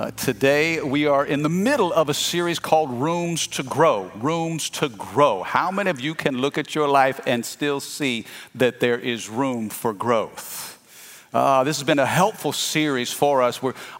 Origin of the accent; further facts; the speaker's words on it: Midwest, United States; I'm a Cardinal fan. I'm from the Midwest, St. Louis Cardinals.